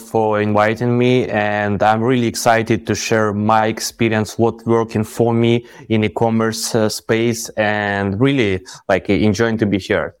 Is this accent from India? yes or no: no; Ukraine; moved away as an adult; now in Dubai, United Arab Emirates; we are from Ukraine